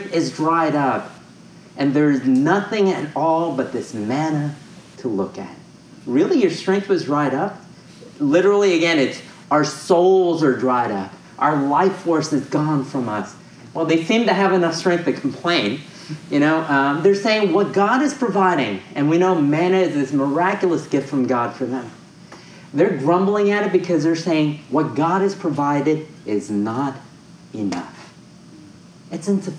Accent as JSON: {"language": "English", "region": "New York", "country": "United States", "tie": "born or raised there", "moved": "as an adult", "lives_now": "San Francisco, United States", "said": "I grew up in New York."}